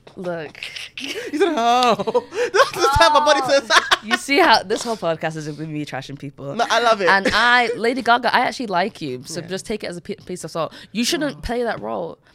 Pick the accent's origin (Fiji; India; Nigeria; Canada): Nigeria; I'm Nigerian